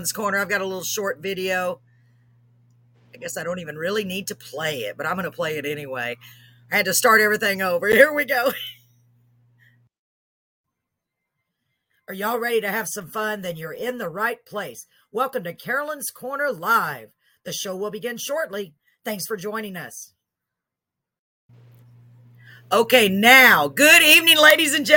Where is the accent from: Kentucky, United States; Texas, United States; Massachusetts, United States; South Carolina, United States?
Texas, United States; Waco; Waco, which as you probably know, that's my hometown